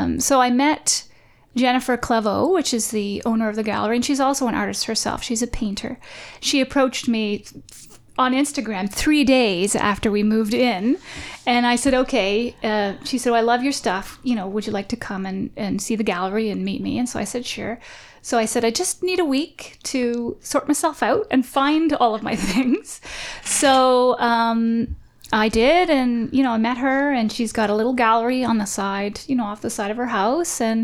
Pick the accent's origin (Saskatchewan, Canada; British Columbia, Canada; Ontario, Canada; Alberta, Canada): Ontario, Canada; Oshawa; also born or lived in Whitby / Toronto; I was born in Oshawa, and I lived there until I was 12, and then we moved to Whitby